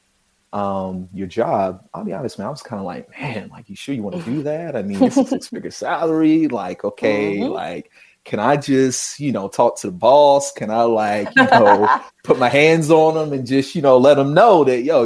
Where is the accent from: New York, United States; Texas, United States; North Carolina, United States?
North Carolina, United States; Charlotte; originally I'm from Charlotte, North Carolina